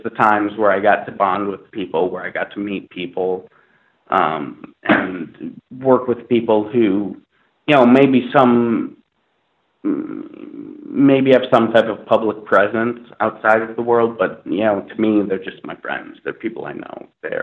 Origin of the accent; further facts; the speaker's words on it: Minnesota, United States; now in Los Angeles, United States; I grew up in Minnesota, in a suburb of Minnesota